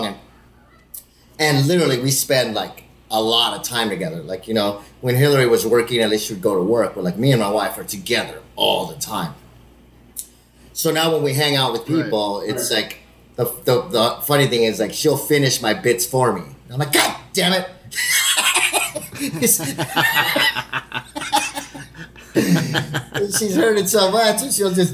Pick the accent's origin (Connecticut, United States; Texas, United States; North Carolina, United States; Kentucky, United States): Texas, United States; El Paso; also born or lived in Los Angeles; I was in El Paso in elementary school, and literally first grade, I came from Los Angeles, went back to El Paso